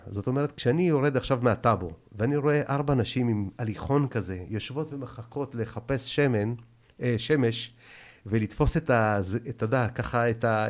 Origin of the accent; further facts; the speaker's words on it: Israel; also born or lived in Tashkent, Uzbekistan; אני בכלל לא נולדתי בארץ. אני ביבוא אישי. עליתי בגיל שלוש, אתה מבין? מתשכנת